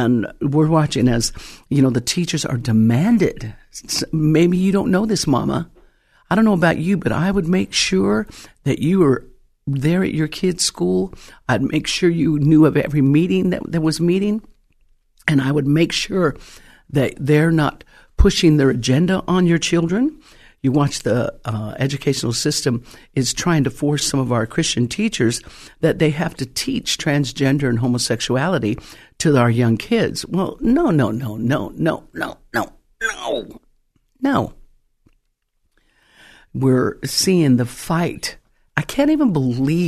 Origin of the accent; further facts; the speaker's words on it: Colorado, United States; now in California, United States; When I first came to California, I'm originally from Colorado